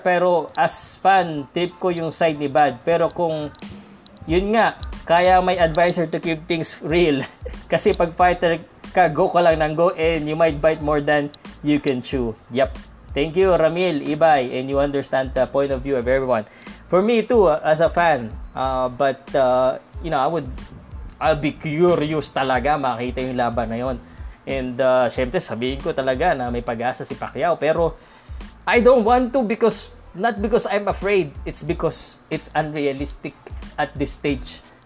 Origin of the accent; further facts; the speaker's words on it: Philippines; I'm Filipino